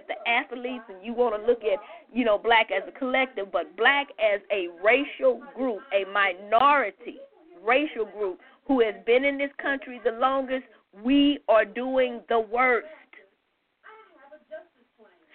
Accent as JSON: {"language": "English", "country": "United States", "said": "native-born, 13-plus generation native-born black Americans"}